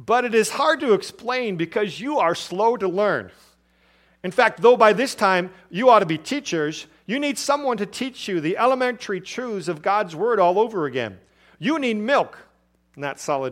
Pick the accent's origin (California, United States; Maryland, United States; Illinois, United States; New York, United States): Illinois, United States; Chicago; moved away as an adult; also born or lived in Milwaukee, Wisconsin / Nebraska / southeast Arizona; Growing up in Chicago and being in other cities